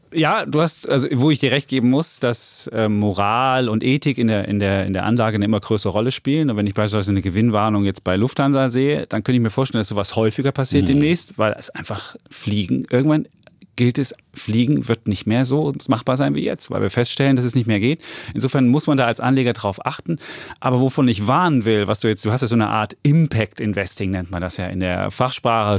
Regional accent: East Germany, Germany; ich komme aus Ostdeutschland

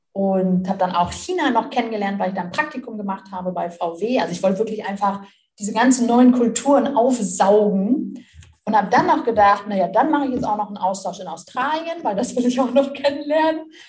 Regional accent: Melle, Lower Saxony, Germany; bis ich Abitur gemacht habe, wollte ich nie weg aus meiner Heimatstadt. Das ist Melle, bei Osnabrück ist so ein okay. kleines.

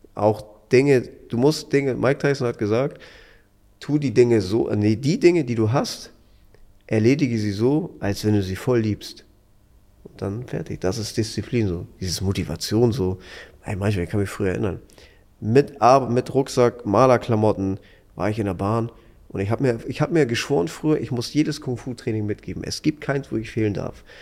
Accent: Hamburg, Germany; Ich komme aus Hamburg

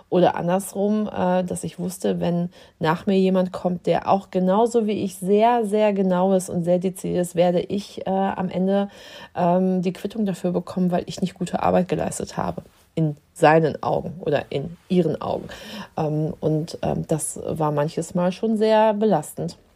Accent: Dortmund, North Rhine-Westphalia, Germany; moved away as an adult; Also ich bin aus Dortmund vor zwölf Jahren hier hochgekommen nach Dithmarschen und habe hier am Westküstenklinikum in Heide angefangen, in der Abteilung der Anästhesie zu arbeiten.

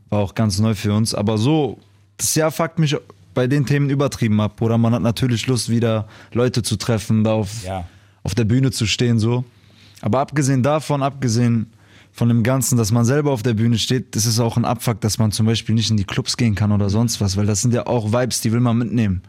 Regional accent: Duisburg, North Rhine-Westphalia, Germany; dass ich aus Duisburg komme, weil man wird halt groß mit diesen Leuten

